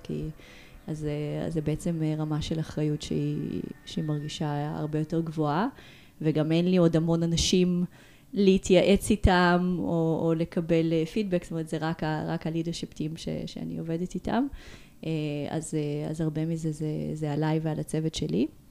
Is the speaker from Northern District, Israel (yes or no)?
no; Ashdod, Southern District, Israel; moved away as an adult; also born or lived in Moldova / Tel Aviv, Israel; now in Barcelona, Spain; נולדתי במולדובה. עליתי לארץ בגיל שמונה, גדלתי באשדוד